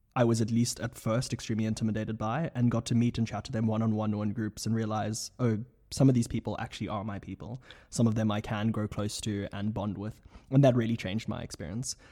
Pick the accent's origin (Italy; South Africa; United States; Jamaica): South Africa; moved away as an adult; now in Oxford, United Kingdom; from South Africa at large at Lady Margaret Hall, twenty seventeen